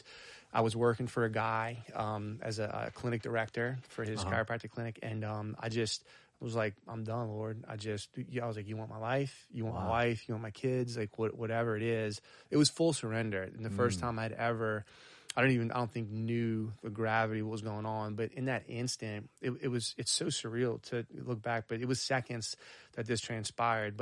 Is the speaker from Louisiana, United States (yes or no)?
yes; Arabi, Louisiana, United States; I grew up on the South Shore, actually in St. Bernard, but close to the parish line of Orleans Parish. So in Araby, Old Araby